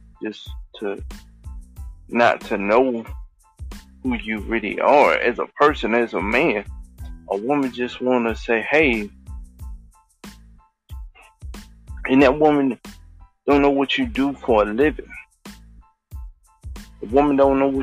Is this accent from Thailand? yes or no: yes; Thailand; I'm from Thailand.